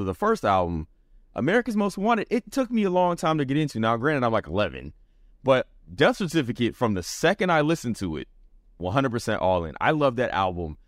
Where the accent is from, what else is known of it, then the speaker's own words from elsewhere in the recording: the South, United States; I grew up, I'm a Southerner, so a lot of West Coast music is what we got.